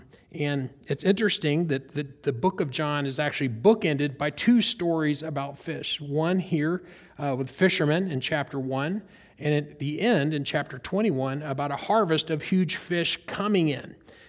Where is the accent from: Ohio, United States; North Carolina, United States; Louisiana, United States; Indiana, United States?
North Carolina, United States; And since I've moved to Florida, I grew up pond fishing in North Carolina, bass, brim, you guys are familiar with that.